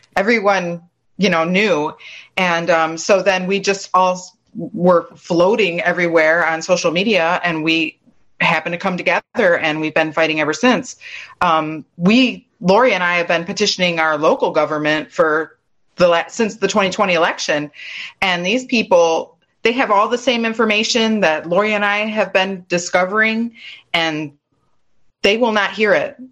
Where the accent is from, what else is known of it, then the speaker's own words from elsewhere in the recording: Michigan, United States; now in Texas, United States; I'm from Michigan originally, mm-hmm. and I'm down here in Texas